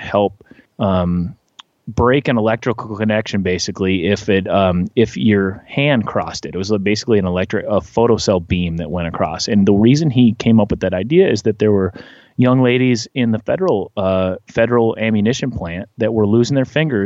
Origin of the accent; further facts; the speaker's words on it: north of Anoka, Minnesota, United States; now in Nashville, United States; I grew up about an hour north of the Twin Cities, north of a town called Anoka.